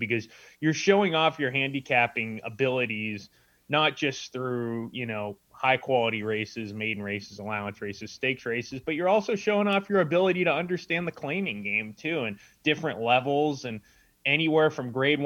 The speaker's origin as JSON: {"language": "English", "town": "San Diego", "region": "California", "country": "United States", "tie": "born or raised there", "also_born_or_lived": "Carmel Valley, California", "said": "I'm from San Diego, California, and when I was about 11 years old, my dad took me to Del Mar Racetrack"}